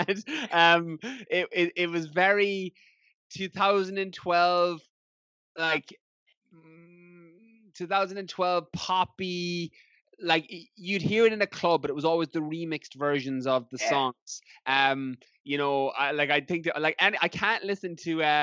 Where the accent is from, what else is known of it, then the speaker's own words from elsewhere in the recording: Ireland; moved away as an adult; also born or lived in London; I had planned to come back to Ireland and work as a teacher